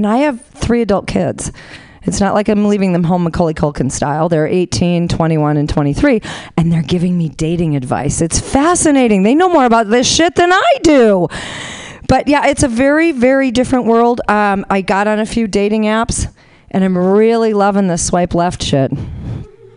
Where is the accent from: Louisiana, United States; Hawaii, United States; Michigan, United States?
Hawaii, United States; Honolulu; moved away; I'm originally from Honolulu